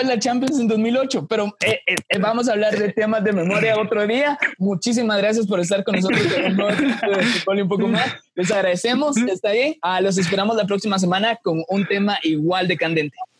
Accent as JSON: {"language": "Spanish", "country": "Guatemala", "said": "como guatemaltecos"}